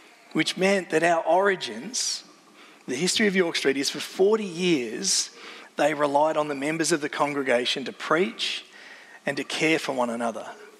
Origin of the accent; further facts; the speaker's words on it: Wallora, near the Grampians, Victoria, Australia; I grew up near the Grampians, grew up in a little town called Wallora, so I'm used to Aussie mountains